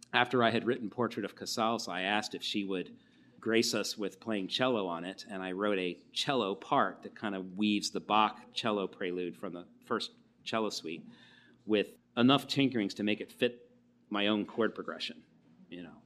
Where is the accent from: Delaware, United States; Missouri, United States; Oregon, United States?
Delaware, United States; Wilmington; moved away as an adult; also born or lived in Syracuse, New York; I was born in Wilmington and grew up in Delaware through high school.